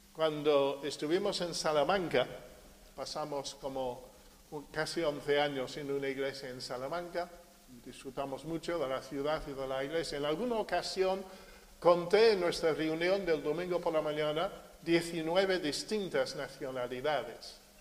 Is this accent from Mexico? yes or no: no; United Kingdom; also born or lived in Marín, Spain; now in Spain; Yo soy británico